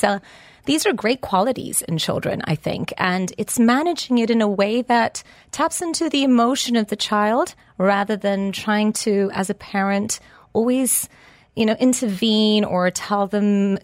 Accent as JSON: {"language": "English", "region": "Lisbon", "country": "Portugal", "tie": "born or raised there", "second_language": "English", "moved": "as an adult", "lives_now": "United Kingdom", "said": "I was born and brought up in Lisbon and educated there as well. And then I met a very handsome, charming man that took me to the UK, and that's where I had my three children."}